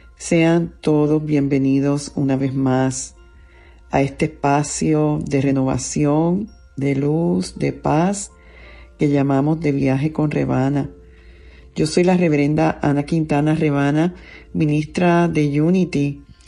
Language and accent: Spanish; Puerto Rico; yo soy una mujer, soy una puertorriqueña, soy una ministro, soy madre